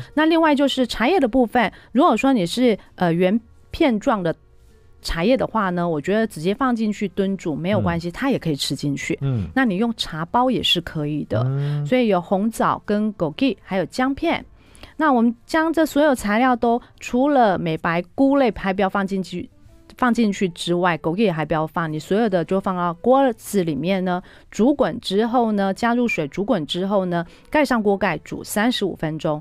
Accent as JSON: {"language": "Chinese", "country": "Taiwan", "said": "我们台湾人非常喜欢吃的火锅"}